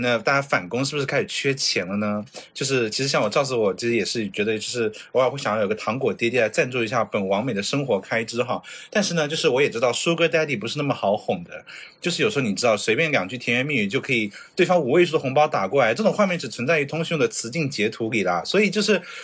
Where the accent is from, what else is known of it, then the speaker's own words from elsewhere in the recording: China; now in Japan; 咱就是中国人